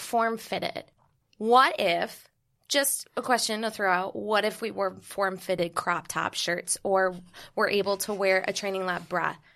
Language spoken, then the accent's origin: English; Bermuda; moved away as an adult; now in New York City, United States; I'm originally from Bermuda.